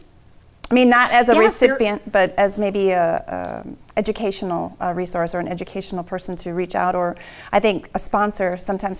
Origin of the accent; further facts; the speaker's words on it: Wisconsin, United States; moved away; I was from Wisconsin